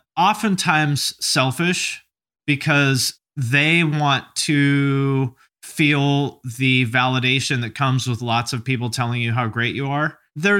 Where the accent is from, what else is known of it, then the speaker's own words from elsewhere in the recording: Seattle, Washington, United States; also born or lived in Montclair, United States; I'm from Seattle originally, but I lived kind of all over the place. I lived in Montclair for like a year.